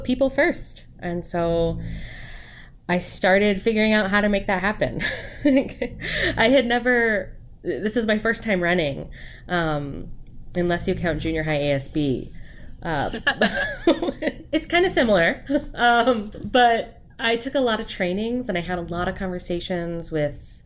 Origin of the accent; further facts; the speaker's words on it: Port Orchard, Washington, United States; also born or lived in Bremerton, Washington / Massachusetts; I grew up here